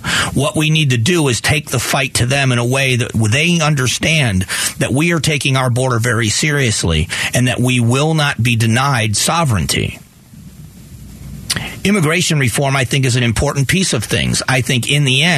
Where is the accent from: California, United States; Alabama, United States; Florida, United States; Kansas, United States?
Florida, United States; Fort Myers; now in Arizona, United States; my youth growing up in South Florida where I did. Now, I wasn't on the Miami side and the Atlantic Ocean side. I was on the Gulf of Mexico side, but about as far south as Fort Lauderdale in the Fort Myers area